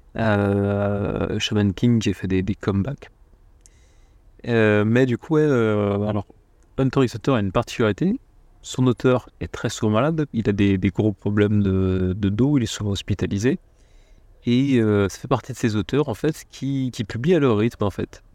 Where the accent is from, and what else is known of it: France